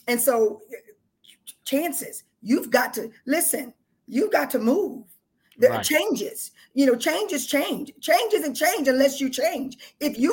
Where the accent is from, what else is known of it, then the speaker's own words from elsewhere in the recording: South Texas, United States; moved away as an adult; now in Atlanta, United States; I lived in South Texas